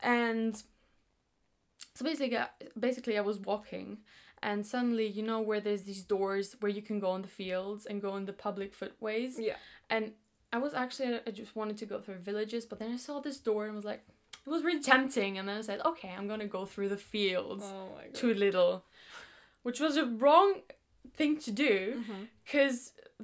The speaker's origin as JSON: {"language": "English", "country": "Greece", "tie": "born or raised there", "moved": "as an adult", "lives_now": "Brighton, United Kingdom", "said": "I grew up in Greece"}